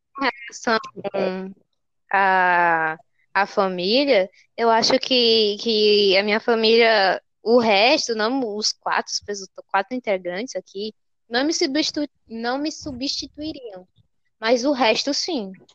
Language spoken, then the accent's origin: Portuguese; Bahia, Brazil; now in Fortaleza, Brazil; eu sou da Bahia, tá? Vivente em Fortaleza